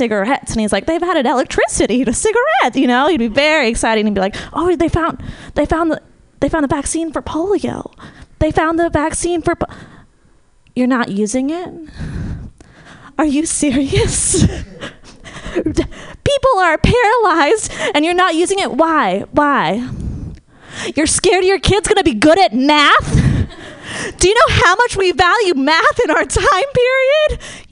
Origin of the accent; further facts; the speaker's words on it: Marin, California, United States; I'm from Marin